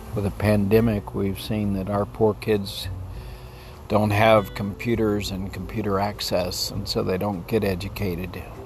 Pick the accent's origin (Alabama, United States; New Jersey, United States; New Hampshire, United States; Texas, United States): Texas, United States; I grew up in Texas, which is kind of the extreme of the United States